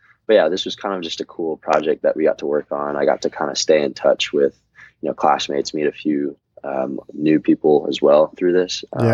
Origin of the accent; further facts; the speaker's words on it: East Coast, United States; just kind of growing up on the East Coast, you know.